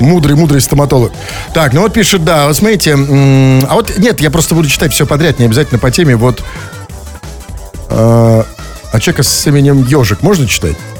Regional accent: Russia; я россиянин

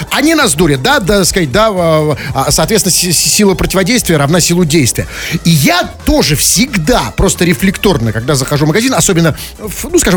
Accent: Chelyabinsk, Chelyabinsk Oblast, Russia; Мы же на чье, на чье? Мы на Челябы из Челябинска.

